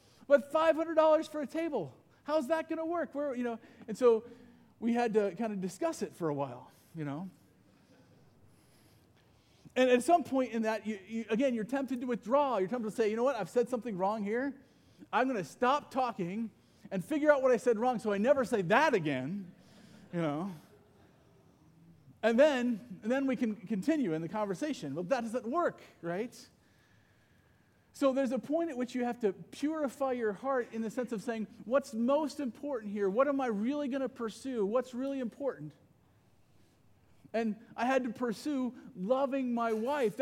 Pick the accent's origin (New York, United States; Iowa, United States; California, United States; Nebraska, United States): Iowa, United States; I grew up mostly in Iowa